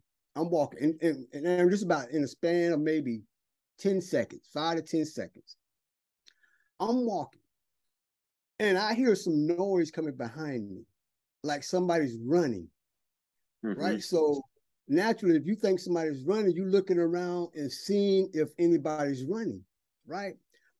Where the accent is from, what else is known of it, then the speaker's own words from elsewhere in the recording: the South, United States; now in China; because when I first came over here, you know, people staring at me, not seeing a black guy, you know, I'm from the South